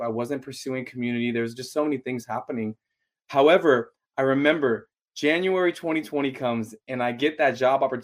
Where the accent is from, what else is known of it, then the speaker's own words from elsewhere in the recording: Los Angeles, California, United States; also born or lived in San Diego; I grew up in Los Angeles, moved out to college 2012